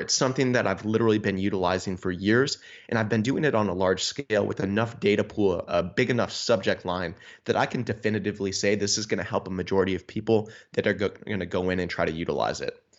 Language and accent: English; Niagara Falls, New York, United States; moved away as an adult; also born or lived in Buffalo, New York / Rhode Island; now in Wisconsin, United States; I'm originally from Niagara Falls, New York